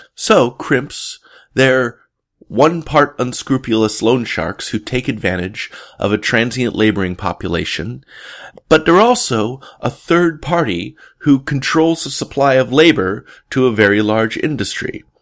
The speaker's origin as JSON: {"language": "English", "town": "Portland", "region": "Oregon", "country": "United States", "tie": "born or raised there", "said": "my hometown, Portland, Oregon"}